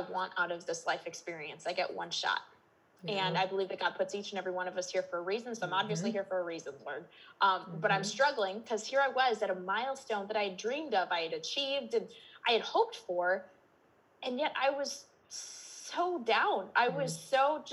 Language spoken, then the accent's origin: English; Minnesota, United States; I'm in Minnesota, if my accent didn't give me away already. I'm born and raised.